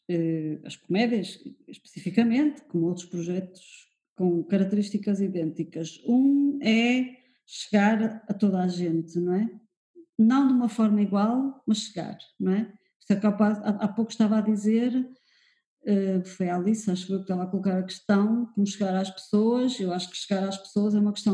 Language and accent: Portuguese; Porto, Porto District, Portugal; now in Lisbon, Portugal; Eu, quando vim do Porto para Lisboa, notei uma diferença enorme desse ponto de vista.